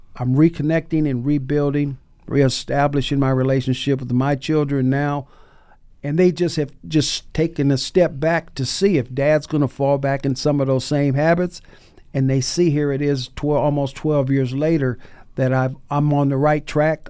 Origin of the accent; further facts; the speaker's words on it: Bay Area, California, United States; now in Seattle, United States; when I was growing up in the Bay Area